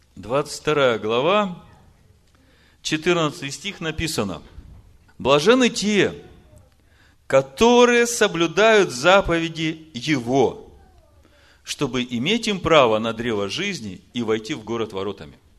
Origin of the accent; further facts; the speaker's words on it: Ukraine; Я украинец